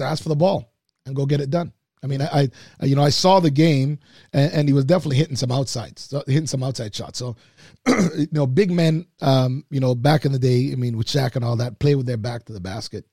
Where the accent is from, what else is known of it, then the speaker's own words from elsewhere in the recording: Oakville, Ontario, Canada; I grew up in Oakville